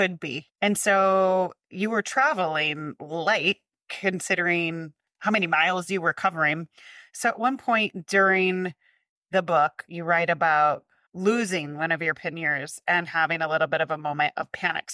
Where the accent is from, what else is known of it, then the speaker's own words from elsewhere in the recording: Midwest, United States; I'm from the Midwest